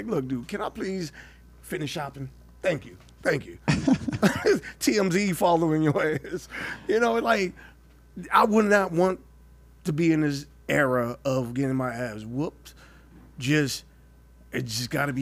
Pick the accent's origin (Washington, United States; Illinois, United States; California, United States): California, United States; Oakland; Growing up in Oakland